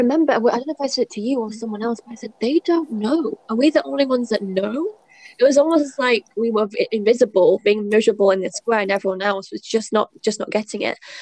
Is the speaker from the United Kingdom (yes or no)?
yes; United Kingdom; moved away; also born or lived in China; as a Brit